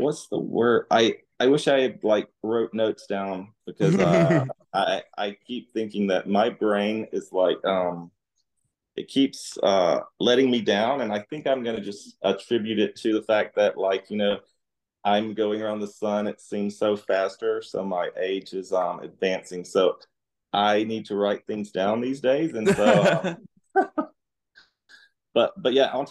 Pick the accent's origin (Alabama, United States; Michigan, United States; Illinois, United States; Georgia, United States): Alabama, United States; moved away as an adult; now in Dallas, United States; I grew up in Alabama